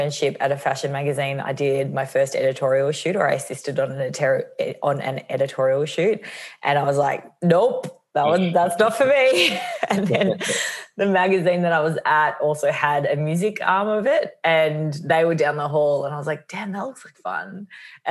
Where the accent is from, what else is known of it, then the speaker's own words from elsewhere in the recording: Australia; moved away as an adult; also born or lived in New York, United States / Los Angeles, United States; I'm based in Melbourne, Australia for now. I am Australian, but I spent the last 9 years in New York